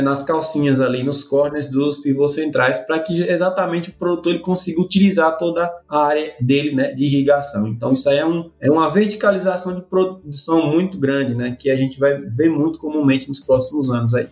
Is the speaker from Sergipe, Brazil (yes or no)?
yes; Pedrinhas, Sergipe, Brazil; moved away; also born or lived in Simão Dias, Sergipe / Bahia; Eu sou, sou natural da cidade de Pedrinhas, né? Eu nasci lá mesmo, Pedrinhas, região centro-sul do estado de Sergipe